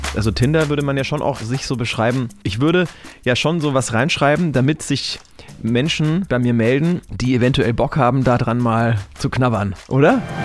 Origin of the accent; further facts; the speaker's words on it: Franconia, Bavaria, Germany; ich komme aus Franken